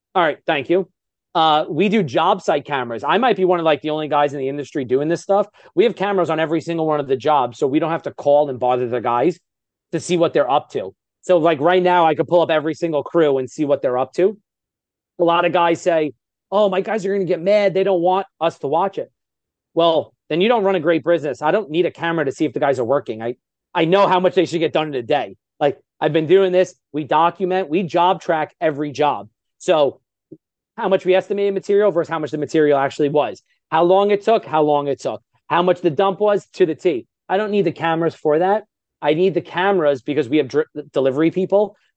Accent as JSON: {"language": "English", "region": "New York", "country": "United States", "said": "I'm from New York, so I speak really, really fast"}